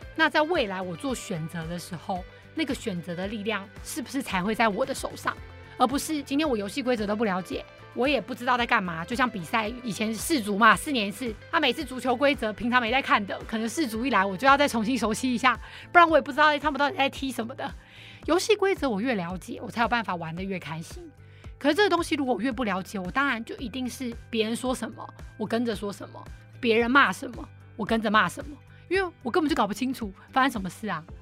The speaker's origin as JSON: {"language": "Chinese", "country": "Taiwan", "said": "我们台湾人，大家真的有人知道政治在干嘛吗"}